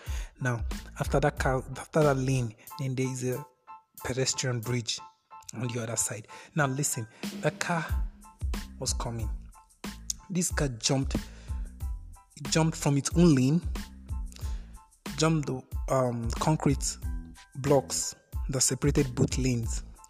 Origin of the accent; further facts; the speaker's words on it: Kogi, Nigeria; I told you I'm from Kogi State. There was a time I was with my aunt in Kogi State